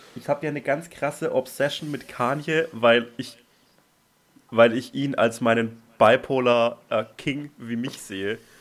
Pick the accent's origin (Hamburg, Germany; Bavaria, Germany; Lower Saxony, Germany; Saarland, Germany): Bavaria, Germany; Franconian Switzerland, Franconia; moved away; da, wo ich herkomme